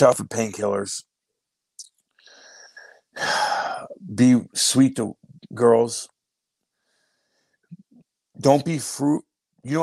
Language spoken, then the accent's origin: English; Eureka, Missouri, United States; I'm from Eureka, Missouri